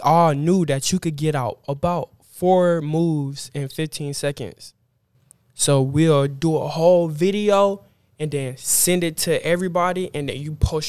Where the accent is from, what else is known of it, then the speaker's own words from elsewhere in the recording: Norcross, Lawrenceville, Georgia, United States; So, I moved from Norcross to Lawrenceville.